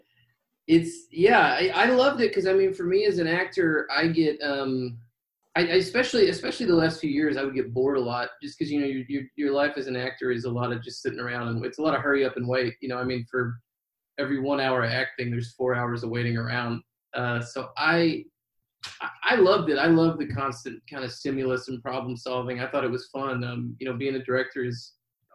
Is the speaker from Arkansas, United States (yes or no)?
yes; Hot Springs, Arkansas, United States; that was in Hot Springs, my hometown, and Bill's